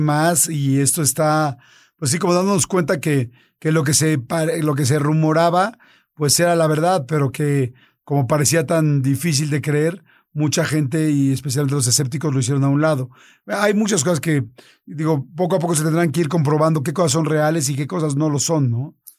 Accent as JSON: {"language": "Spanish", "country": "Mexico", "said": "Norteamérica, que somos los mexicanos"}